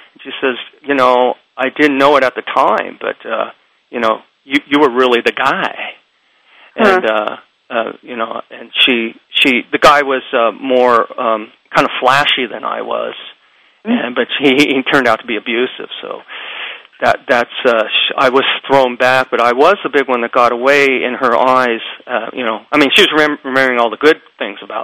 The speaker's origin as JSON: {"language": "English", "country": "United States", "said": "being Japanese American"}